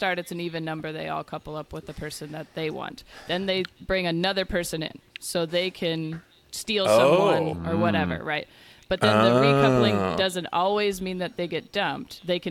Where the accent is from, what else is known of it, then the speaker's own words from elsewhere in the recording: Seattle, Washington, United States; I'm from Seattle